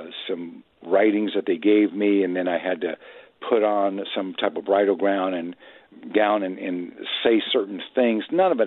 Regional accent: Midwest, United States; I was raised in the Midwest

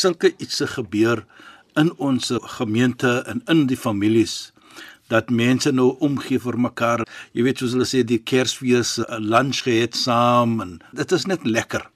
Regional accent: Cape Town, Western Cape, South Africa; ek is 'n Kaapenaar

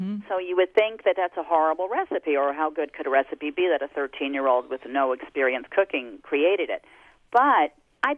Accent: Jersey Shore, New Jersey, United States; I grew up on the Jersey Shore

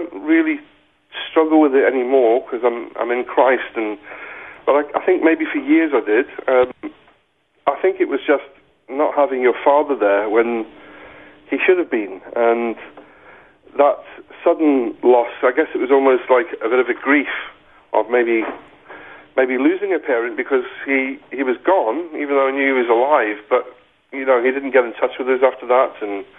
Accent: South Africa; And both my grandparents died really quickly, and I can just remember this outpouring of grief, and my mum, and obviously her husband wasn't coming back, and he didn't want us to come back to South Africa.

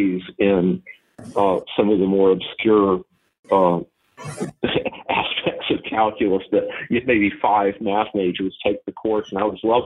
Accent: North Carolina, United States; also born or lived in Seymour Johnson Air Force Base, North Carolina; now in Savannah, United States; growing up in North Carolina with the mountains and the rocks

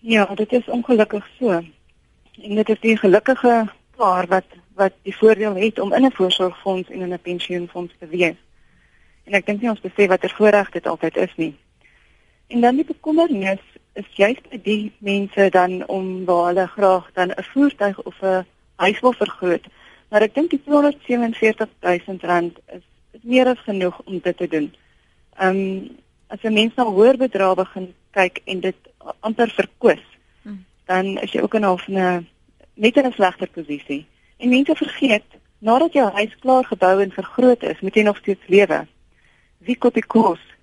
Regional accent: South Africa; ons as Suid-Afrikaners

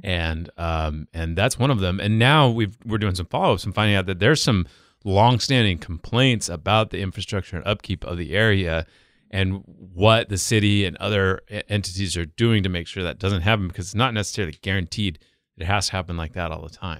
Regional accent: the West, United States; moved away; I grew up in the West

